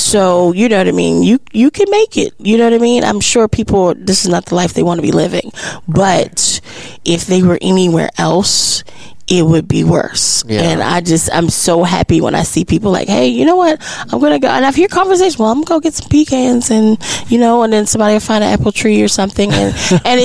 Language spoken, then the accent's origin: English; Maryland, United States; now in Texas, United States; I'm from Maryland